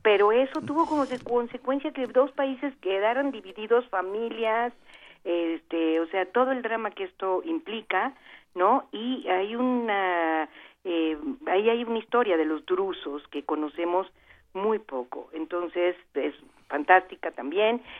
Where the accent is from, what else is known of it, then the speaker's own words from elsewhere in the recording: Veracruz, Mexico; Veracruz, que es mi tierra